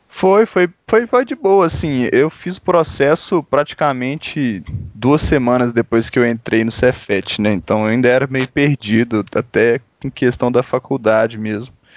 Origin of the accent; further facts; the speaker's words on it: Belo Horizonte, Minas Gerais, Brazil; eu sou de BH mesmo